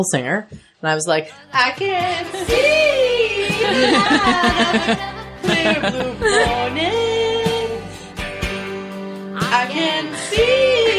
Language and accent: English; Canada; We're Canadian.